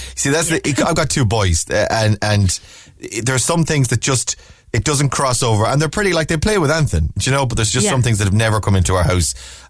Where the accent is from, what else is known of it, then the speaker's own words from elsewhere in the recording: Ballina, Connacht, Ireland; moved away; also born or lived in Coolock, Dublin; I'm actually from Mayo, I'm from the west of Ireland, but when I lived in Coolock, we lived in Coolock for about 7 or 8 years.